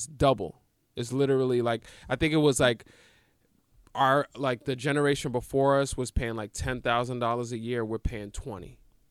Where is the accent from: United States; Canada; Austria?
United States; New York; I'm from New York, baby.